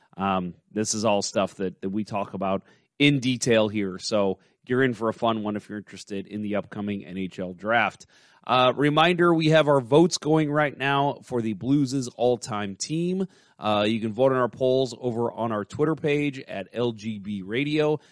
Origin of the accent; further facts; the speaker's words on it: St. Louis, Missouri, United States; I'm proud to be from St. Louis